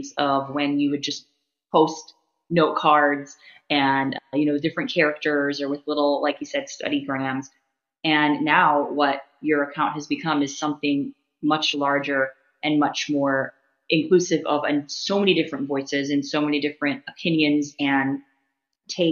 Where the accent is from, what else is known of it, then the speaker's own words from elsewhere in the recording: United States; as an American